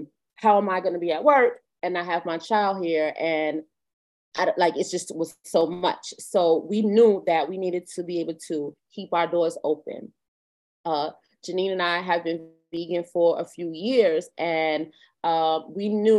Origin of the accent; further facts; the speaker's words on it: New York, United States; We're New Yorkers. We've been New Yorkers all our lives, born and raised here